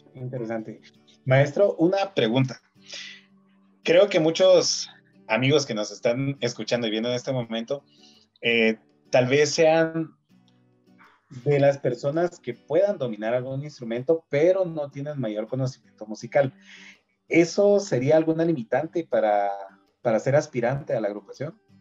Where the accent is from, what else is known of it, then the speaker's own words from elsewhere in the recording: Guatemala; como buenos chapines